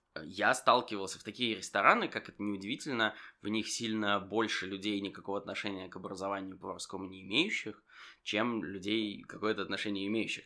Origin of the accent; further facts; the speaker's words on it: Saint Petersburg, Russia; я из Питера